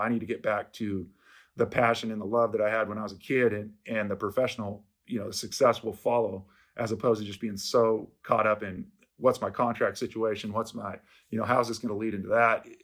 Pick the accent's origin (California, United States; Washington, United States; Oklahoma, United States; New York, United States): Washington, United States; Seattle; I'm from Seattle. I grew up here.